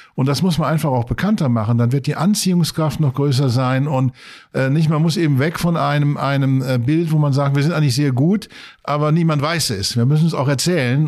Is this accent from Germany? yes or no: yes; Saarland, Germany; now in Maastricht, Netherlands; Ich komme eigentlich aus dem Saarland, auch eine alte Kohle- und Stahlregion